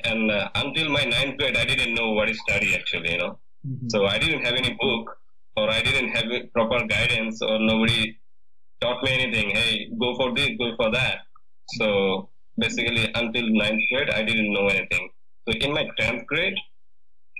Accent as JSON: {"language": "English", "region": "Mymensingh Division", "country": "Bangladesh", "tie": "born or raised there", "moved": "as an adult", "lives_now": "United States", "said": "I born and raised in a countryside which is 20 kilometers away from my Mansingh town"}